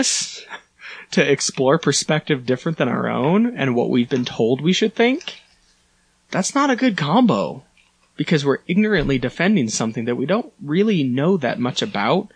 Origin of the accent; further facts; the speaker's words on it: Sparks, Nevada, United States; I grew up in Sparks, and my parents complained that it was too far away